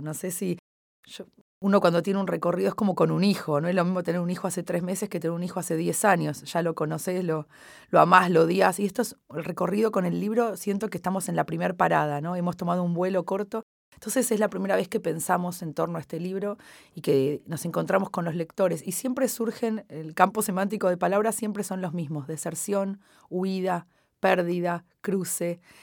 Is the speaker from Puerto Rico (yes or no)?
no; Buenos Aires, Argentina; first language Spanish; moved away as an adult; now in France; cuando me fui de Buenos Aires hace 14 años, en 2004 o 2007